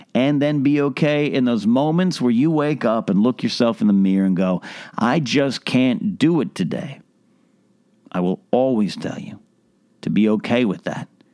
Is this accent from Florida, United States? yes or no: no; Arroyo Grande, California, United States; born or raised there; also born or lived in Santa Maria, California; now in Los Angeles, United States